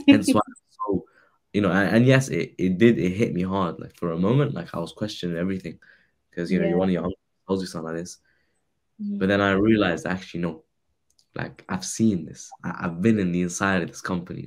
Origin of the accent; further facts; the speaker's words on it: around Heathrow Airport, London, United Kingdom; I grew up around Heathrow Airport. I'm a local lad, local boy.